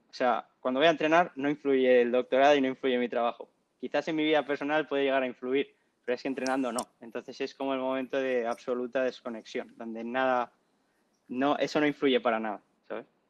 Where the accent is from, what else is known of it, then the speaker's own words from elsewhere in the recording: La Rioja, Spain; soy de La Rioja